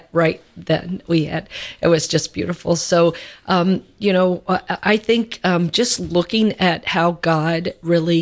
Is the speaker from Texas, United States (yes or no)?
no; Louisville, Kentucky, United States; that's where I'm from, my hometown.